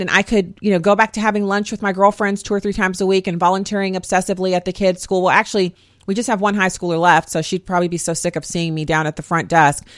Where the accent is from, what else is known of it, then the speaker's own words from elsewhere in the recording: United States; I'm an American